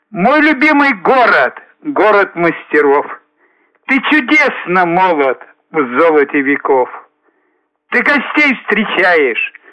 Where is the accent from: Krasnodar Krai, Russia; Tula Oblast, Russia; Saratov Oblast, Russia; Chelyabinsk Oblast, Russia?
Tula Oblast, Russia; Tula; Я родился в Туле, вырос здесь и живу по сей день.